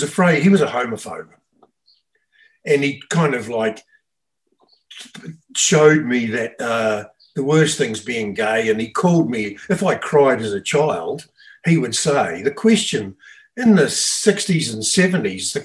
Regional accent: Australia; I grew up in Australia in the 60s and 70s

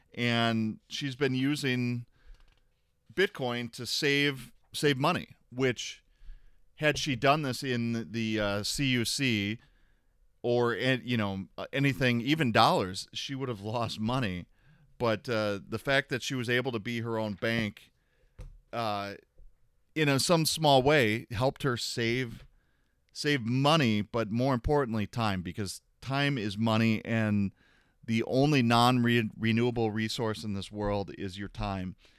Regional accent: Florida, United States; as a child, I grew up in Florida.

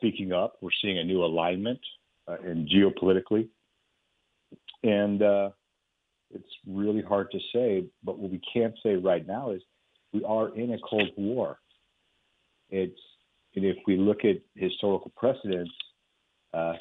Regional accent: Texas, United States; I'm here in Texas. I'm a Texan

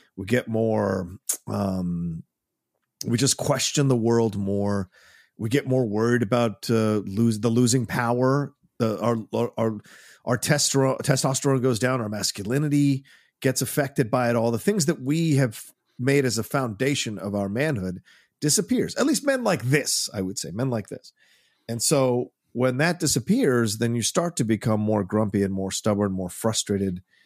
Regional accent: United States; I'm American, very much

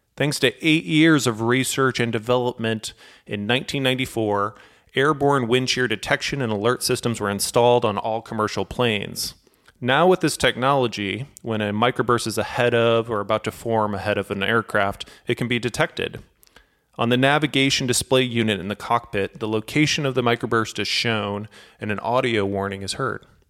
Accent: St. Louis, Missouri, United States; I'm from Saint Louis

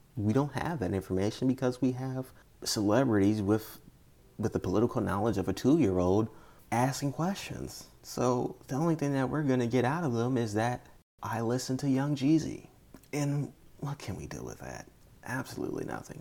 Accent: United States; as an American

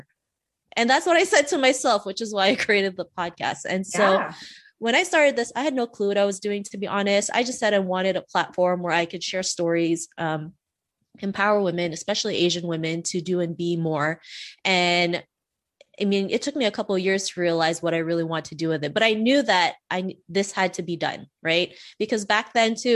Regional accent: Canada; also born or lived in Philippines; I was born in the Philippines and we actually moved to Canada when I was 7. And back then, growing up in Canada in the late 80s, early 90s

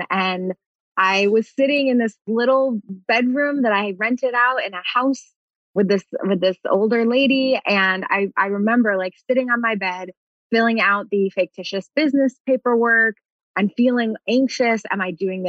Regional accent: New York, United States; moved away as an adult; now in Los Angeles, United States; I'm originally from New York

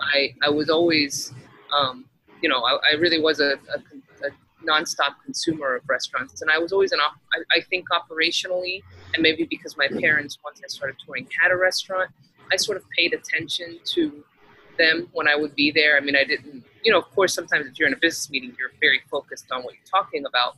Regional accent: Texas, United States; moved away as an adult; now in Miami, United States; I grew up in Texas

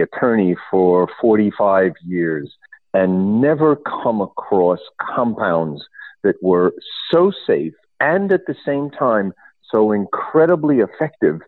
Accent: New York, United States; now in Michigan, United States; I'm originally from New York

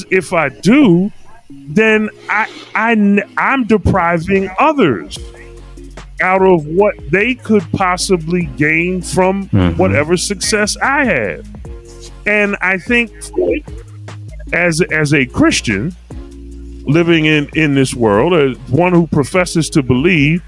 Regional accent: Philadelphia, Pennsylvania, United States; I'm born and raised in Philly. a Germantown section of Philadelphia.

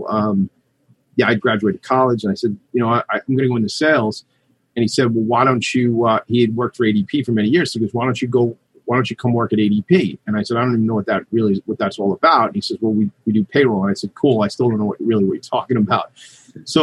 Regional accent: Long Island, New York, United States; I grew up out here on Long Island

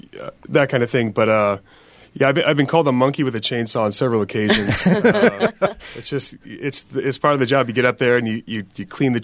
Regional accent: Albany, Oregon, United States; born or raised there

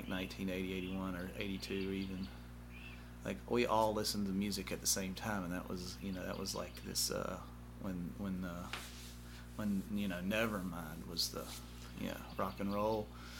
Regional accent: Mobile, Alabama, United States; I was raised up out in Sims, and then my mother and father split up, and then my mother moved into city, and then my father stayed out in Sims

